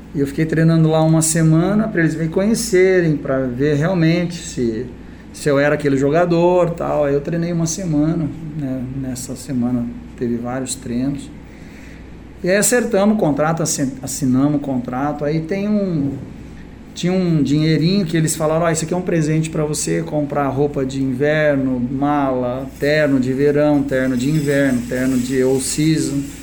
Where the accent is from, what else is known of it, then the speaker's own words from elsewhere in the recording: Brazil; also born or lived in Japan; eu sou do Brasil